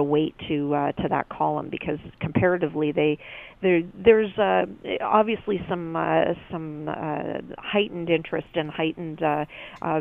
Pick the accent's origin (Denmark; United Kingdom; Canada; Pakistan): Canada; I'm trying to speak as a Canadian